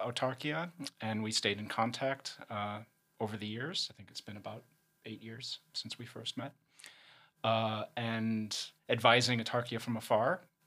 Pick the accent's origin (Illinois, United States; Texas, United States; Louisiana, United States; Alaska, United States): Illinois, United States; Chicago; moved away; also born or lived in London; I'm, uh, originally from Chicago. Uh, I'm American and lived, uh, in London for about seven years